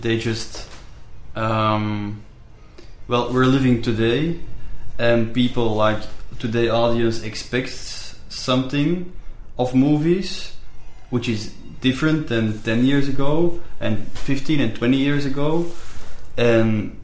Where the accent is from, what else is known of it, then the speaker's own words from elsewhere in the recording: Belgium; I'm from Belgium.